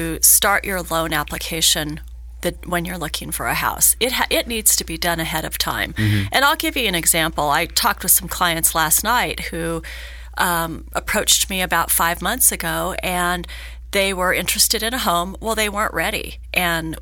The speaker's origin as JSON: {"language": "English", "town": "Hawthorne", "region": "Nevada", "country": "United States", "tie": "born or raised there", "lives_now": "Reno, United States", "said": "I'm born and raised in Northern Nevada. I grew up in Hawthorne, so I know rural Nevada very mm. well. I've lived in Reno for over 30 years"}